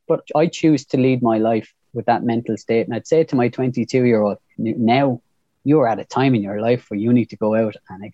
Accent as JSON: {"language": "English", "town": "Waterford", "region": "Munster", "country": "Ireland", "tie": "born or raised there", "said": "born in the same place you were, Mark, Lismore Park. And then I was a Waterford man. Then I was Irish"}